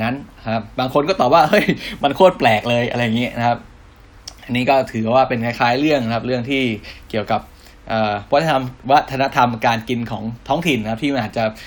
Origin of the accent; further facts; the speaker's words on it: Thailand; เราเป็นคนไทย